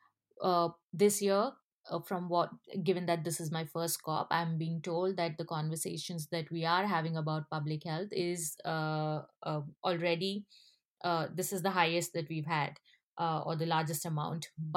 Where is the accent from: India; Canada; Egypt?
India; I come from India